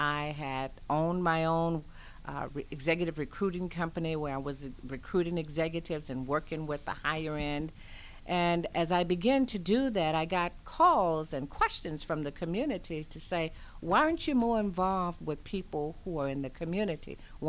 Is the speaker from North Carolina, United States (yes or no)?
no; Louisiana, United States; You know, I am originally a Southern Belle. I was born in Louisiana, and I migrated all across the nation